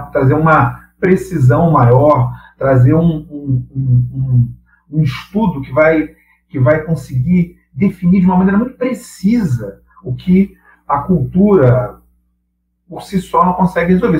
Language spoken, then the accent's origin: Portuguese; Brazil; nós somos brasileiros